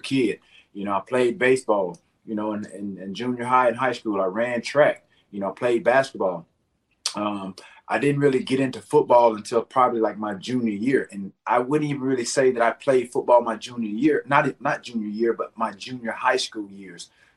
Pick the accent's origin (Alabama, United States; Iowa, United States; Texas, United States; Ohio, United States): Alabama, United States; Alexander City; growing up in Alabama, Alexander City, small town, probably 16,000-17,000 people